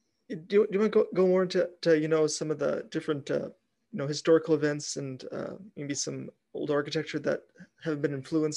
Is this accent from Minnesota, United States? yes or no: yes; Bemidji, Minnesota, United States; moved away; Yeah, so I'm originally from Bemidji, Minnesota, which was a big logging town there.